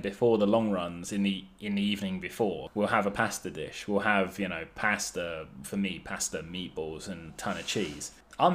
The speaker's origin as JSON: {"language": "English", "region": "England", "country": "United Kingdom", "said": "us English men"}